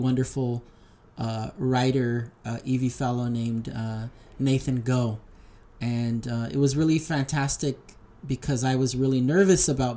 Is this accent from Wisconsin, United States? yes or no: no; La Puente, California, United States; also born or lived in Tijuana, Mexico; I grew up in the San Gabriel Valley in the city of La Puente.